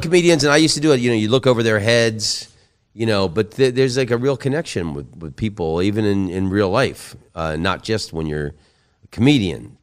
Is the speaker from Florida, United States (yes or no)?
yes; Oviedo, Florida, United States; moved away; my hometown of Oviedo, Florida